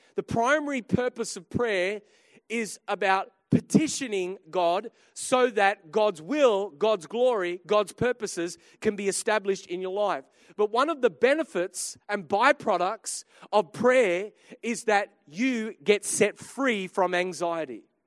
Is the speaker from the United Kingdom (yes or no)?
no; Australia; I'm an Aussie